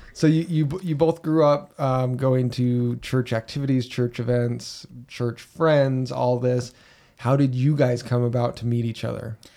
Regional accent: Utah, United States; growing up in Utah L D S culture

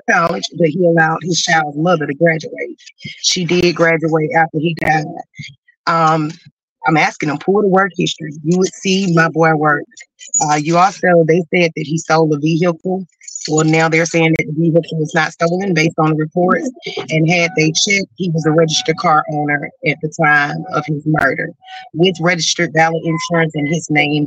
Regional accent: Georgia, United States; We're from Georgia

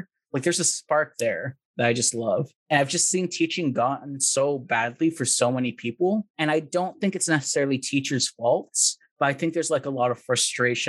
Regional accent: California, United States; moved away as an adult; also born or lived in Texas; originally I'm from California, got my master's in IO in good old Texas

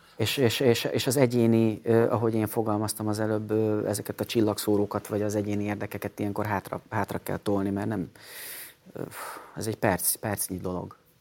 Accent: Hungary

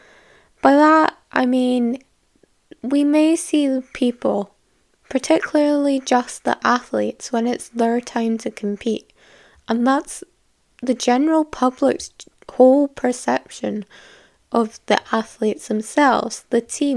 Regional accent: Scotland, United Kingdom; I am from Scotland, fun, sunny little place

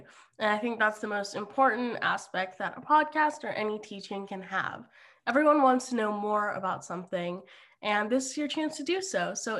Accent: Germany; also born or lived in Austria; I am a first generation Iranian American, and I grew up in Germany and Austria.

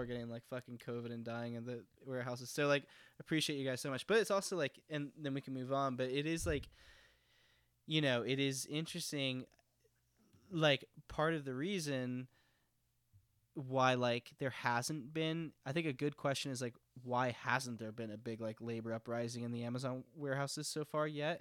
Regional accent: Texas, United States; as someone from Texas

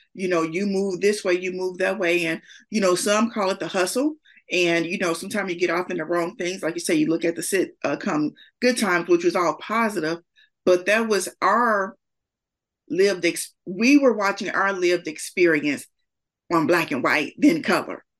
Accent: Gary, Indiana, United States; I'm from Gary, Indiana, born and raised in Idaho Gardens, which is no longer there, but that was where I'm from.

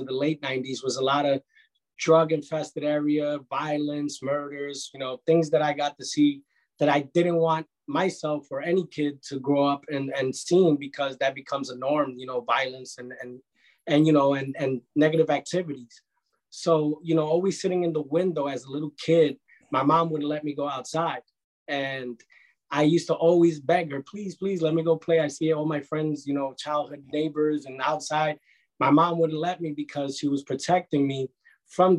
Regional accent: New York City, New York, United States; I'm a Bronx native. I was born and raised in the Bronx, the South Bronx, on Kelly Street and Prospect Avenue

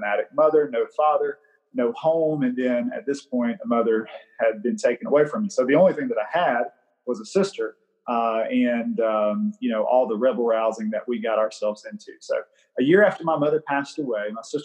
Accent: Greenville, Mississippi, United States; I was born in the Mississippi Delta in Greenville, Mississippi

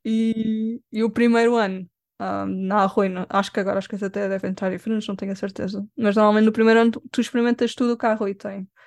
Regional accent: Lisbon, Portugal; Sou de Lisboa.

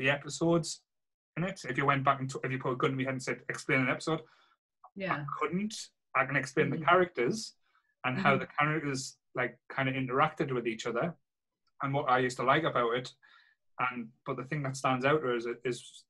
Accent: Sunderland, North East England, United Kingdom; growing up in Rye in Sunderland

